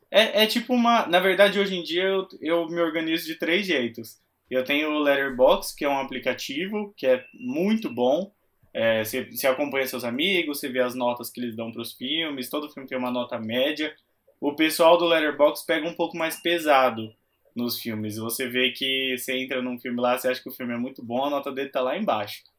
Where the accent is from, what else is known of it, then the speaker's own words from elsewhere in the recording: Itápolis, São Paulo, Brazil; eu nasci numa cidade que chama Itápolis, é uma cidade bem pequena do interior